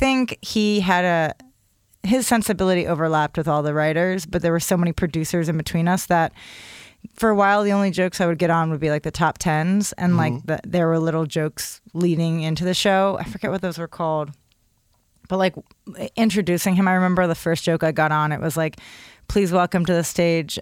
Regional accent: outside of Philadelphia, New Jersey, United States; moved away as an adult; also born or lived in Chicago / New York; Outside of Philly, actually. Jersey.

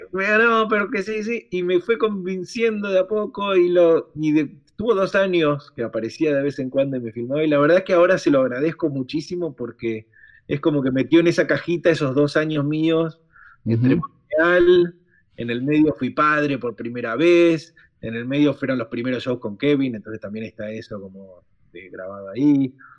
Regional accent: Argentina; somos tan italianos los argentinos

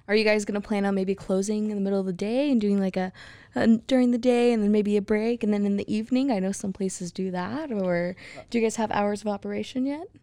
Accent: Hewitt, Texas, United States; now in Waco, United States; I grew up in Hewitt

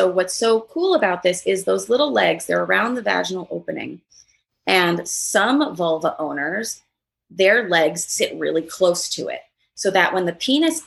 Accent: New York City, New York, United States; growing up in Manhattan, going to a liberal school, being a stand-up comedian

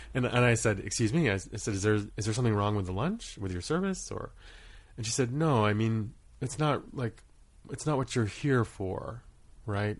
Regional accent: Maine, United States; moved away as an adult; also born or lived in Rhode Island / Guam / Kauai / Truk; starting at age six, I grew up in Maine, and when I left school, for school at the age of eighteen, we had stayed there for the majority of my childhood.

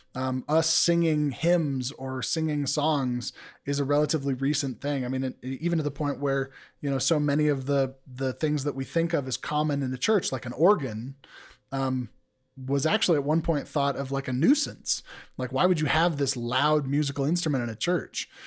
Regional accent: United States; as an American male

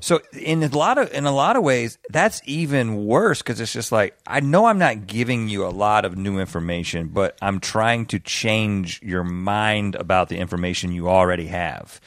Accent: the South, United States; growing up in the South

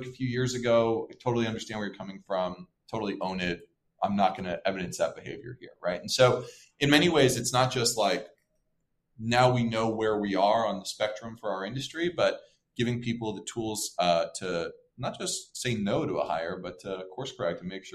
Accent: Portland, Oregon, United States; I grew up in Portland

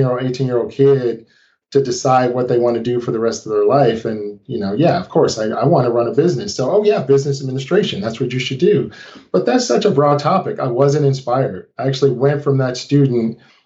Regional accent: St. Louis, Missouri, United States; I grew up in St. Louis, Missouri

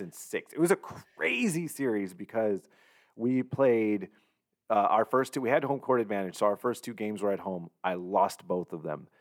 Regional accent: Southern California, United States; growing up in Southern California

